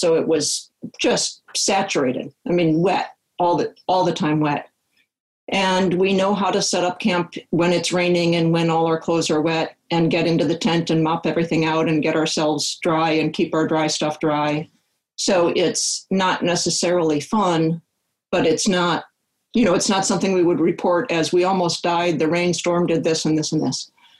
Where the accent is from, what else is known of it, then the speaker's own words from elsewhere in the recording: Great Lakes, United States; I grew up in the Great Lakes area and, you know, summer camps in Lake Michigan itself.